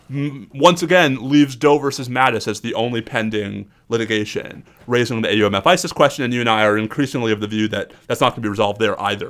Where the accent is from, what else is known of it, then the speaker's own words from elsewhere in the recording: New York, United States; moved away; the New Yorker in me